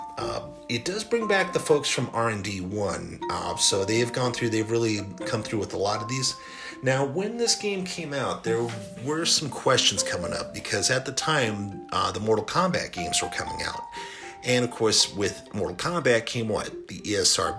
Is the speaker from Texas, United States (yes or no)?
yes; El Paso, Texas, United States; El Paso, Texas, my hometown